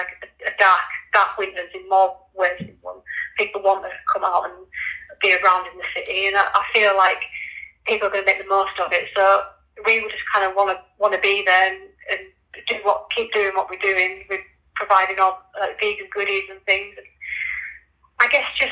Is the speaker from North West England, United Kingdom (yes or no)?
no; Leeds, Yorkshire and the Humber, United Kingdom; moved away as an adult; now in Norwich, United Kingdom; you might tell from my accent, I come from Leeds originally.